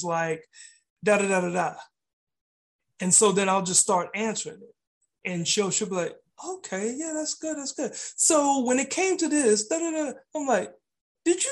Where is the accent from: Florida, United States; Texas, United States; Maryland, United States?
Texas, United States; Austin; my hometown, Austin, Texas